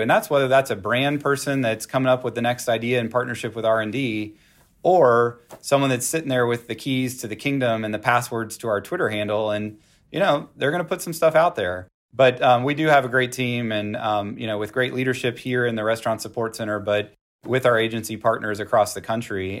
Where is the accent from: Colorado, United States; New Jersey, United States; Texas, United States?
Texas, United States; I'm from Texas